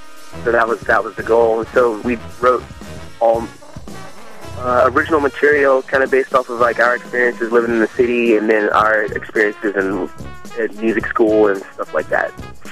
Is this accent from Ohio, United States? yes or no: no; Richmond, Virginia, United States; Sure. Yeah, we're from Richmond, Virginia, and the band came to exist.